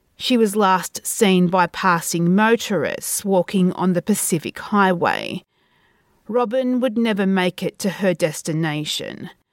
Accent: Australia; from my hometown

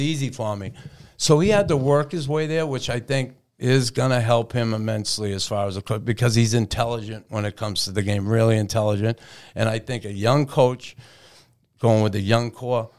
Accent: Boston, Massachusetts, United States; moved away as an adult; also born or lived in Montreal; growing up in Boston when I did in the sixties and seventies

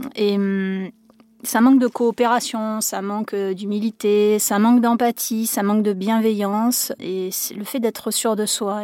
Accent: France; chez nous en France

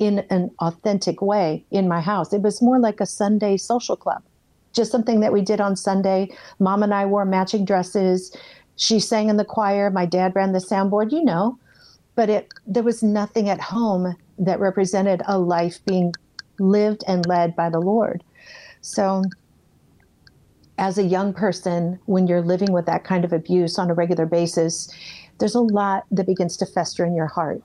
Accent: Iowa, United States; moved away as an adult; also born or lived in California; I'm from Iowa

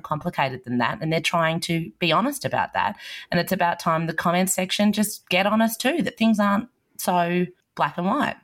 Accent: Australia; as an Australian

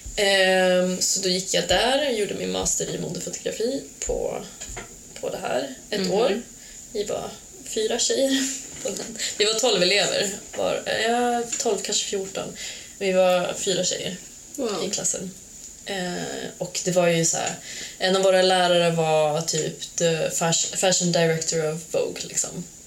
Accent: Falun, Dalarna County, Sweden; moved away as an adult; also born or lived in Serbia; now in Portugal; Jag är uppvuxen i Falun

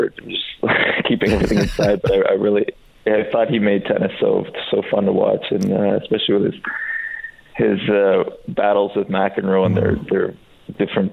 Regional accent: Canada; also born or lived in Serbia; We moved to Canada from Serbia when I was four

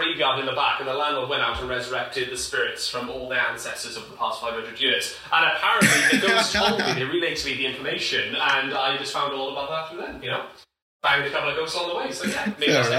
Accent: Wales, United Kingdom; but I'm coming over from Wales. It's my first time here.

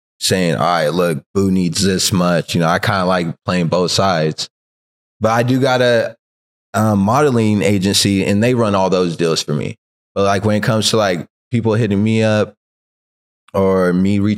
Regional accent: California, United States; now in Long Beach, United States; I grew up in Tashby, so Palmdale was like the closest city

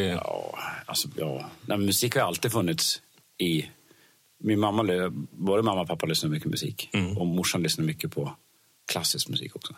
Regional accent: Dalarna County, Sweden; jag bodde i en liten by i Dalarna, eller ja. där jag bor, fortfarande bor faktiskt nu.

